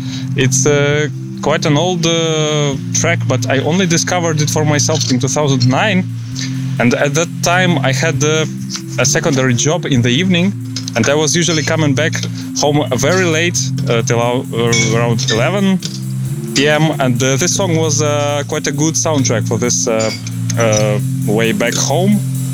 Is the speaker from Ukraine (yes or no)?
yes; Ukraine; now in Netherlands; I'm originally from Ukraine, but now, as you can see, I live in beautiful Netherlands.